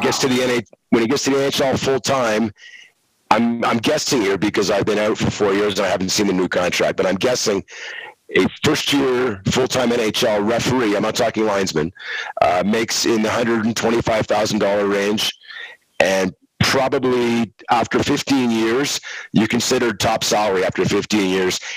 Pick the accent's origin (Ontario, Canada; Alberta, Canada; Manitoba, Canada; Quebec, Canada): Quebec, Canada; Montreal; I grew up in Montreal.